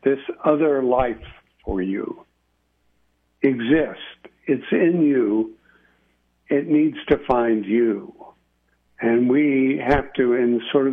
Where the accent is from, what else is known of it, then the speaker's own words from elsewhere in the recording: El Paso, Texas, United States; moved away as an adult; also born or lived in Austin / Washington, D.C.; we grew up in El Paso